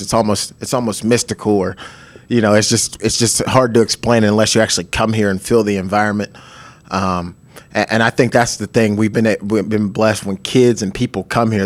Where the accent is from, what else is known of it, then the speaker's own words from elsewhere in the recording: Pittsburgh, Pennsylvania, United States; I'm from Pittsburgh, a Steelers fan